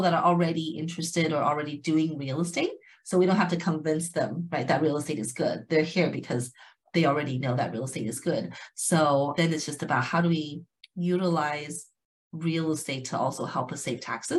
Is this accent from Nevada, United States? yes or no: yes; Las Vegas, Nevada, United States; now in California, United States; I'm actually from Las Vegas originally, even though I'm based out of California, but I'm originally from Las Vegas, Nevada